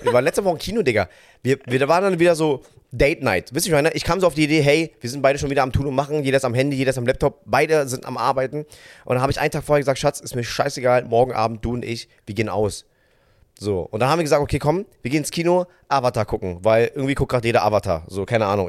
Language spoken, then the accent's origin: German; Vietnam; ich als Vietnamese